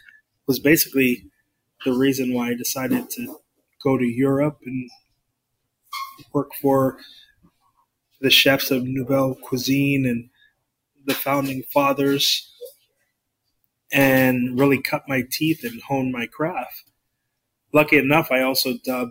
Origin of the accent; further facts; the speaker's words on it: South Florida, United States; when I was growing up in the South Florida region